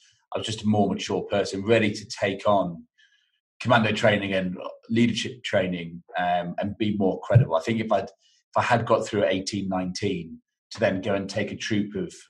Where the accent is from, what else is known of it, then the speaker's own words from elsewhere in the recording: Cornwall, South West England, United Kingdom; moved away as an adult; It got me out of Cornwall.